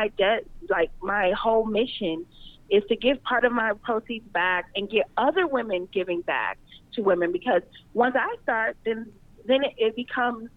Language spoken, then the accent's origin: English; Los Angeles, California, United States; I'm from